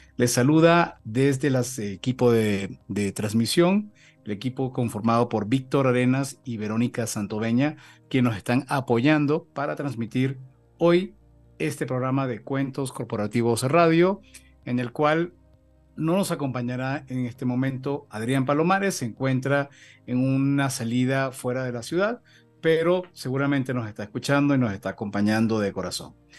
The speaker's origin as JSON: {"language": "Spanish", "country": "Venezuela", "accent": "Venezuelan", "moved": "as an adult", "lives_now": "Mexico", "said": "Ya yo me siento absolutamente mexicano después de 15 años en México, por supuesto, con un acento venezolano que nunca se va a perder"}